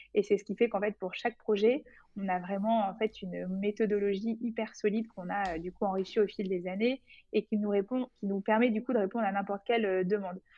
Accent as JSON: {"language": "French", "town": "Bordeaux", "region": "Nouvelle-Aquitaine", "country": "France", "also_born_or_lived": "Paris", "moved": "yes", "said": "je viens de Bordeaux"}